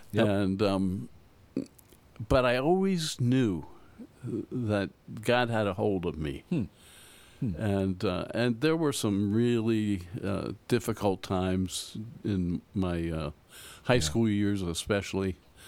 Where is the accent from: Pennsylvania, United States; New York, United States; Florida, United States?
Pennsylvania, United States; now in Pittsburgh, United States; Okay. Well, I grew up outside of Philadelphia.